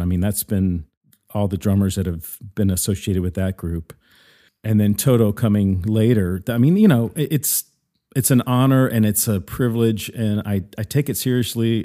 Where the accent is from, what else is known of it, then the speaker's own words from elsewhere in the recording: Mississippi, United States; also born or lived in New York; now in Nashville, United States; I grew up in the South originally. I'm originally from Mississippi.